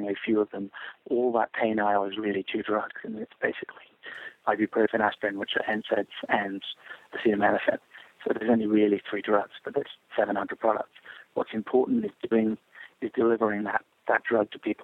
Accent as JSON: {"language": "English", "region": "England", "country": "United Kingdom", "tie": "born or raised there", "moved": "yes", "lives_now": "United States", "said": "I grew up in England and then came to America"}